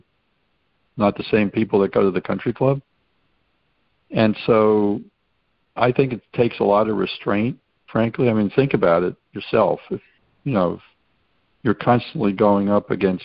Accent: New York City, New York, United States; being a New Yorker and having been in New York City in 1968

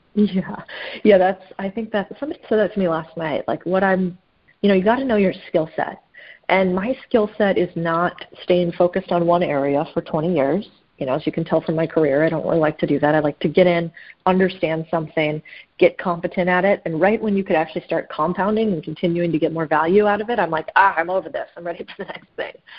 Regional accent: Phoenix, Arizona, United States; I grew up in in Phoenix, Arizona

